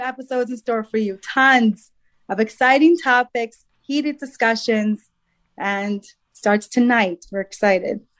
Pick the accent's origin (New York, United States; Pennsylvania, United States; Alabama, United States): New York, United States; I'm from Long Island.